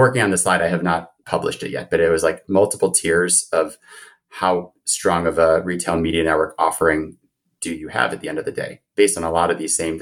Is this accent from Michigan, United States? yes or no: no; Chicago, Illinois, United States; a conference in my hometown